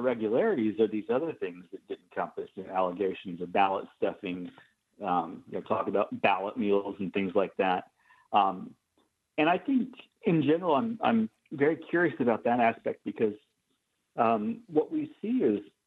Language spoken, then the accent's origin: English; Oklahoma, United States; I grew up in Oklahoma